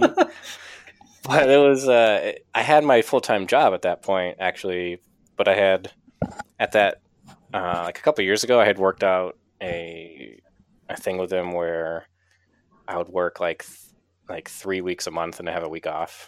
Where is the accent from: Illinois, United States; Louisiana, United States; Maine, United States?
Maine, United States; Kittery; I'm from Maine originally and grew up here in uh, in Kittery, which is like the southernmost town in Maine